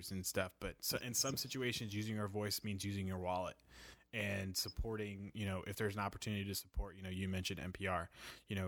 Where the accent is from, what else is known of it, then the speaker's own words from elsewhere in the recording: New York City, New York, United States; now in Louisville, United States; I'm from New York City, and like, you know, when I was growing up, I remember like Mike Francesa